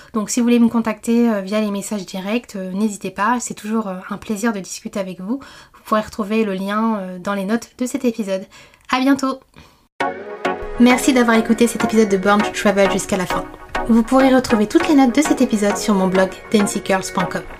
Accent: Martinique; moved away; je suis originaire de la Martinique, c'est une île que je connais bien

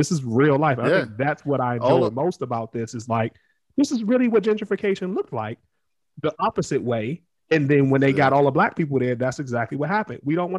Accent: Capitol Heights, Maryland, United States; I'm from Capitol Heights, right?

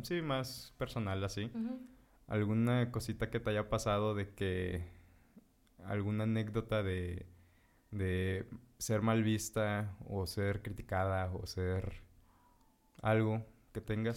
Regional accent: Morelos, Mexico; nosotros somos de Morelos.

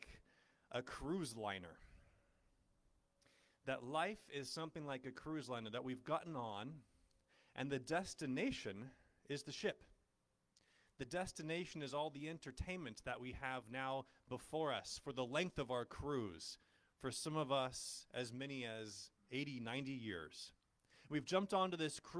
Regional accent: Ojai, California, United States; I grew up in Ojai.

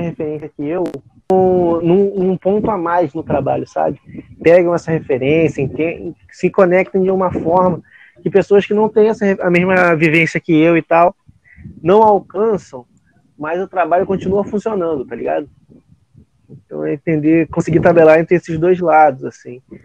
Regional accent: Praia da Vila, Rio de Janeiro, Brazil; eu sou da Praia da Vila

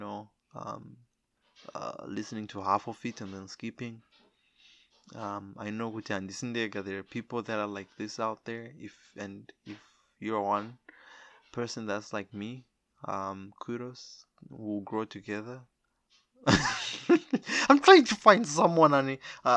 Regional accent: Zimbabwe; I'm a Zimbabwe. I'm from Zimbabwe

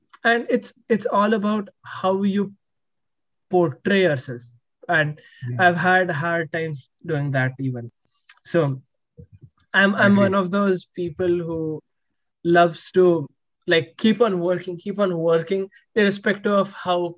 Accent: India; now in United States; when you're here as an Indian, it is like you carry that always

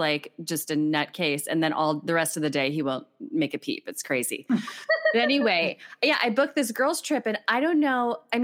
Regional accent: Harrisburg, Hershey area, South Central Pennsylvania, United States; moved away as an adult; now in Madison, United States; I grew up on the East Coast in like South Central Pennsylvania, Harrisburg, Hershey area, more toward Philly

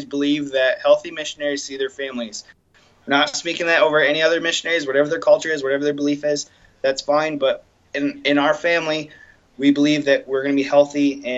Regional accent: Lapeer, Michigan, United States; moved away; I'm a small town boy from Lapeer, which is a little town.

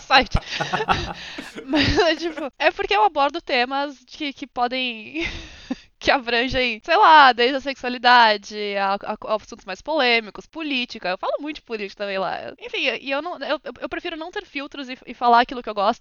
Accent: São Paulo, Brazil; moved away as an adult; now in London, United Kingdom; eu nasci no Brasil, São Paulo, no momento moro em Londres

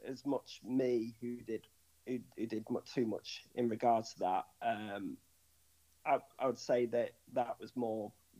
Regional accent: Holmes Chapel, North West England, United Kingdom; because I was from Holmes Chapel.

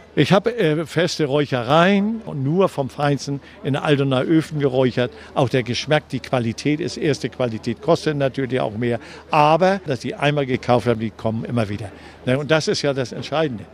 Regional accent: Hamburg, Germany; Ich bin 1939 in Hamburg geboren habe den Krieg mitgemacht

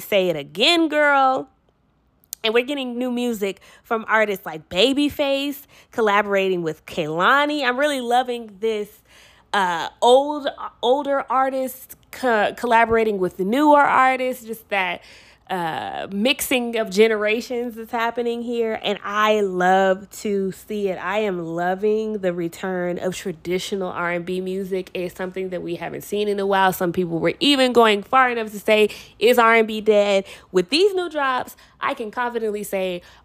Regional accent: Washington, District of Columbia, United States; I'm from D.C.

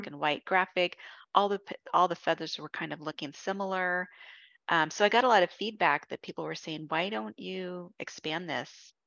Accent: California, United States; I'm from California

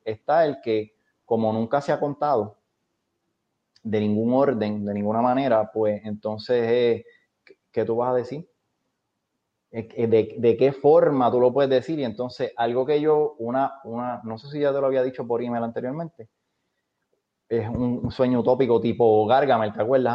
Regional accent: Puerto Rico

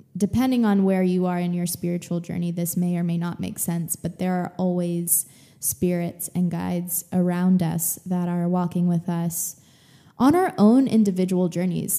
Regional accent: Texas, United States; now in California, United States; growing up in Texas

